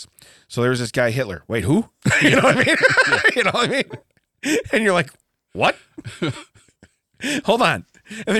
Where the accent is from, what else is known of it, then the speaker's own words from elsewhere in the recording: Midwest, United States; we're from the Midwest